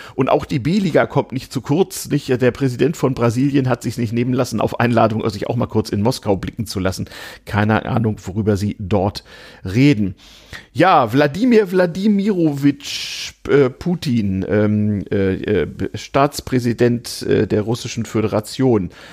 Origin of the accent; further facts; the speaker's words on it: Northern Germany, Germany; now in Berlin, Germany; ich als Norddeutscher